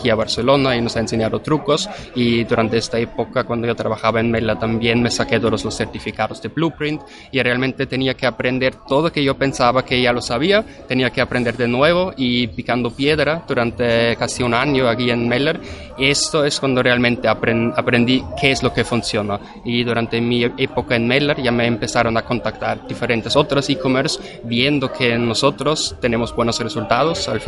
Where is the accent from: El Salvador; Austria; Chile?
Austria; Vienna; Spanish is a second language; tengo 28 años y originalmente soy de Viena, Austria.